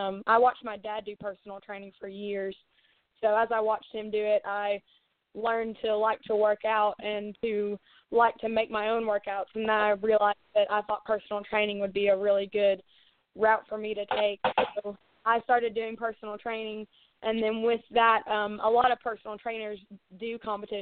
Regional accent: Knoxville, Tennessee, United States; I live in Knoxville, Tennessee, which is a pretty sizable area. It's one of the bigger cities here, and I've been here all of my life

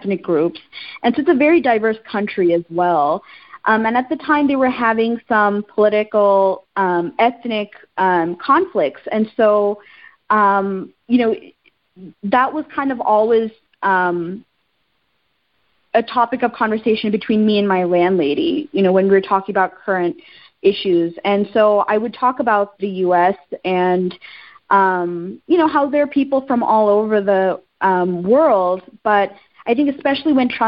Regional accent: Texas, United States; also born or lived in Sri Lanka / Ethiopia; growing up in Texas

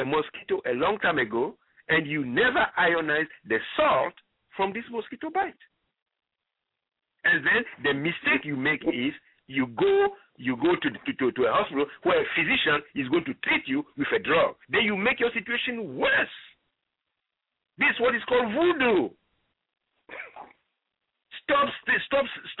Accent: Ghana; moved away; I come from Ghana originally

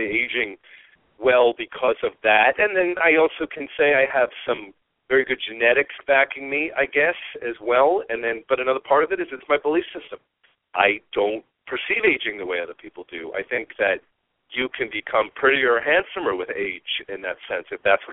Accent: New York, United States; moved away; I was from New York

